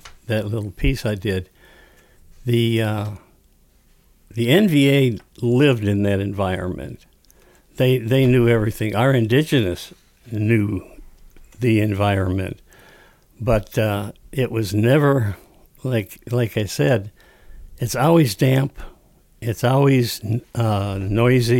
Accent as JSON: {"language": "English", "area": "Upper Peninsula", "region": "Michigan", "country": "United States", "said": "I said, the Upper Peninsula"}